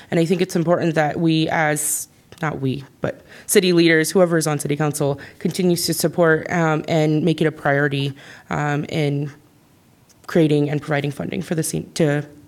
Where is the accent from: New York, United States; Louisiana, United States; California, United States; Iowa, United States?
Iowa, United States; Iowa City; As a kid growing up in Iowa City, I used to volunteer and play my viola at the senior center.